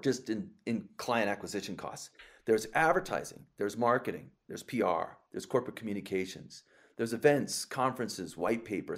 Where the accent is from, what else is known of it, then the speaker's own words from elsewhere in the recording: Los Angeles, California, United States; my hometown of Los Angeles